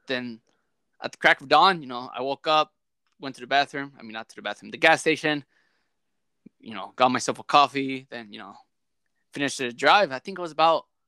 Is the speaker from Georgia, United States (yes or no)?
no; Kansas, United States; I'm from Kansas